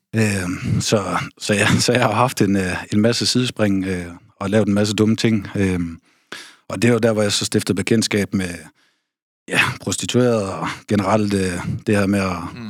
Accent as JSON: {"language": "Danish", "town": "Aarhus", "region": "Central Denmark Region", "country": "Denmark", "tie": "born or raised there", "also_born_or_lived": "North Jutland", "moved": "yes", "said": "Født og opvokset i Aarhus"}